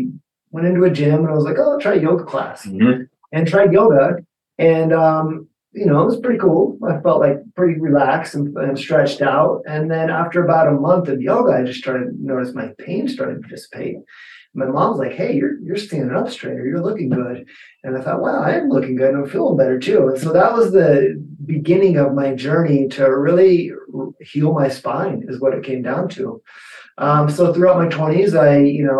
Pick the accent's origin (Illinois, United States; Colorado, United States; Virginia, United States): Colorado, United States; Denver; I'm a Denver native, Colorado native, born and raised